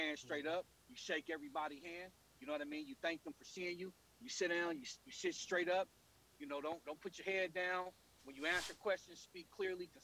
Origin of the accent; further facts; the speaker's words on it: Oakland, California, United States; I grew up in West Oakland in the projects in the 1980s